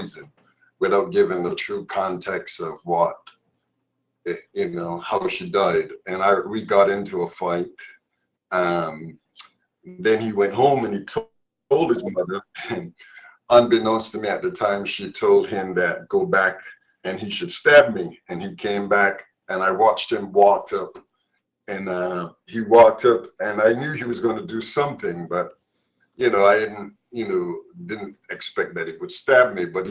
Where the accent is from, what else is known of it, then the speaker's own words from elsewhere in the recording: Barbados; now in Massachusetts, United States; growing up in Barbados, my mother died when I was 9 years old